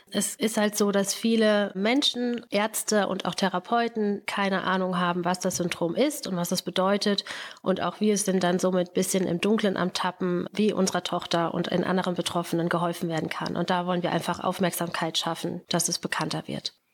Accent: Neunkirchen, North Rhine-Westphalia, Germany; moved away as an adult; now in Daaden, Germany; Genau, ist richtig. Wir sind beide aus Neunkirchen bzw. aus dem Raum Neunkirchen und sind dann nach Daden gezogen.

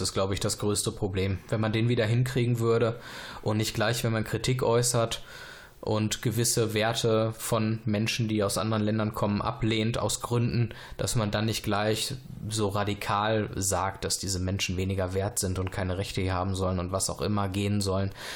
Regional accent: Germany; wenn wir als Deutsche auswandern würden in ein fremdes Land

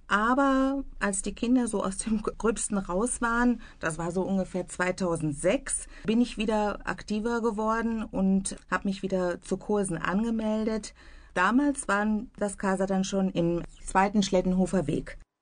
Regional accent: Bielefeld, North Rhine-Westphalia, Germany; moved away as an adult; also born or lived in Vlotho; now in Iserlohn, Germany; meine Heimatstadt Bielefeld

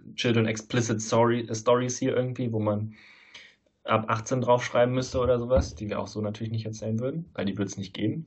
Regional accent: Leverkusen, North Rhine-Westphalia, Germany; now in Saarland, Germany; in Leverkusen, wo ich herkomme

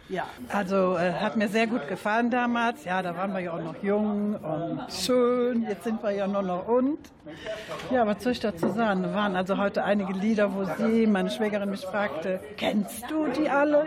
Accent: Mecklenburg-Vorpommern, Germany; die Mecklenburger, welches ich ja bin

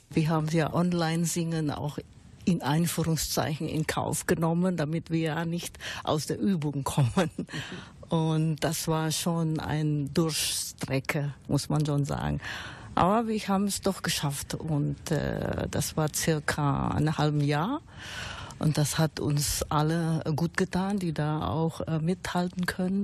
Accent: Indonesia; German is a second language; now in Germany; Ich bin gebürtig in Indonesien, aber mittlerweile bin ich schon 40 Jahre in Deutschland

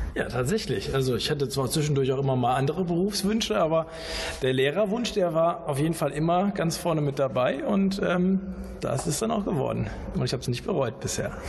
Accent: Bonn, North Rhine-Westphalia, Germany; Ich komme ja aus Bonn

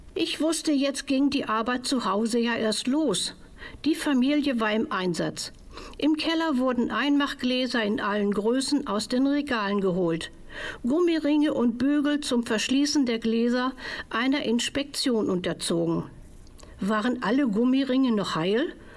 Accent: Hamburg, Germany; In meiner Kindheit in Hamburg

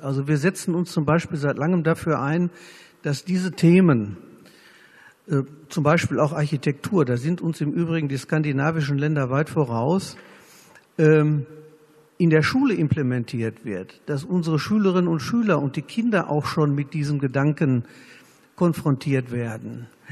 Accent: Germany; wir als Deutsche

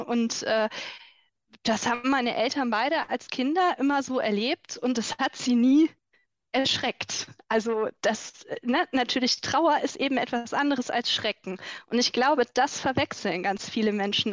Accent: Rhineland, Germany; bei uns im Rheinland

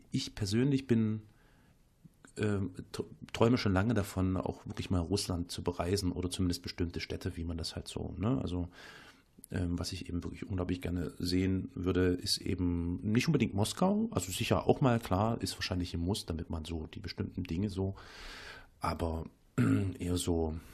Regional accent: East Germany, Germany; als Kind aus der DDR. Ich bin ja in der DDR geboren und ähm, ähm, habe da schon noch ein paar Jahre Schule in der DDR mitbekommen

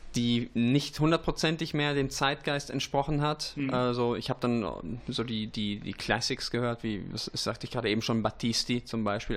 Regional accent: Vittorio Veneto, Veneto, Italy; moved away; also born or lived in East Frisia, Germany; Vittorio Veneto, wo mhm. ich geboren bin äh, und zwischendurch auch aufgewachsen bin

